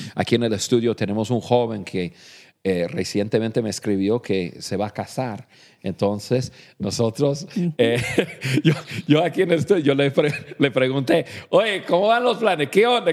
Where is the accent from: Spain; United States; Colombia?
United States; Spanish is a second language; moved away as an adult; now in Mexico; Nosotros los dos somos nativos de, Estados Unidos, somos norteamericanos